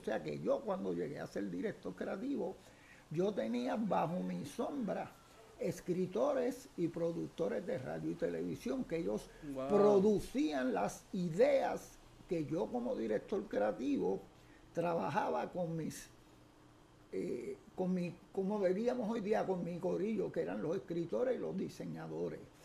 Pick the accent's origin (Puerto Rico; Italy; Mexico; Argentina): Puerto Rico; San Juan; also born or lived in Carolina, Puerto Rico; yo soy nacido en la barriada Figueroa, en Santurce, bien abajo de la calle Figueroa, casi a orilla de lo que es hoy Parque Central. Me crié en esa zona hasta los 10 años